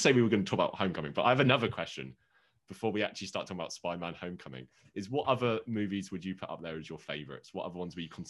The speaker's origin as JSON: {"language": "English", "region": "England", "country": "United Kingdom", "said": "because I'm English"}